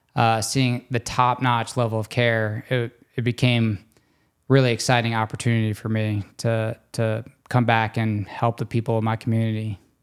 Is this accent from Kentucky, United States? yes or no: no; Destrehan, Louisiana, United States; moved away as an adult; also born or lived in New Orleans, Louisiana / Texas / Baltimore, Maryland / New York; I grew up in Destrahan, Louisiana, kind of between Homa, where we work